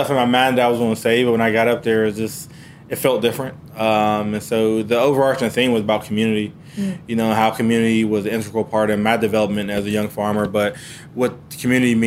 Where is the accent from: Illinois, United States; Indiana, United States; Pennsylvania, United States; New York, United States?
Pennsylvania, United States; Pittsburgh; now in North Carolina, United States; I'm originally from Pittsburgh, Pennsylvania